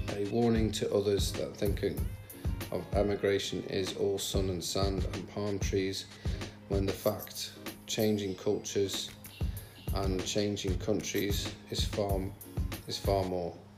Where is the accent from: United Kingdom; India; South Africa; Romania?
United Kingdom; the Midlands, England; now in Australia; I'm from the Midlands, I'm not from up north.